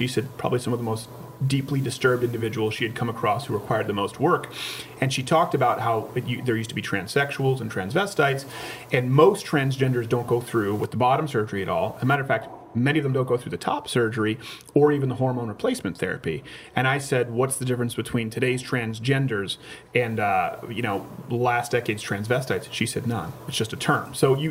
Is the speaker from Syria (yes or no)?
no; Canada; moved away; I come from Canada where it was just sort of assumed.